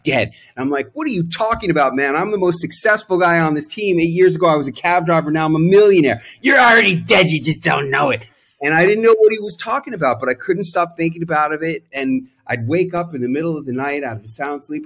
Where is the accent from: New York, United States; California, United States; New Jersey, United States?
New York, United States; New York City; born or raised there